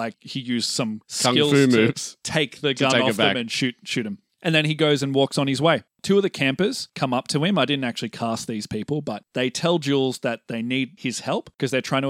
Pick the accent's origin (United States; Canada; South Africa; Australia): Australia; We're both Australian, so